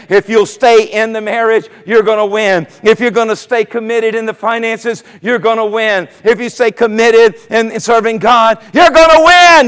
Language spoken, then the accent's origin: English; Myrtle Beach, South Carolina, United States; now in Virginia Beach, United States; I, from the Myrtle Beach area, I grew up in South Carolina and lived here for 26 years now in the Virginia Beach area.